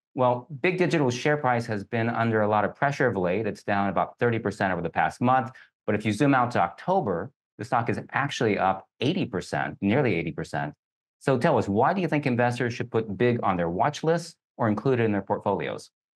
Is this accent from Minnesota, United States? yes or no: no; Kentucky, United States; I grew up in Kentucky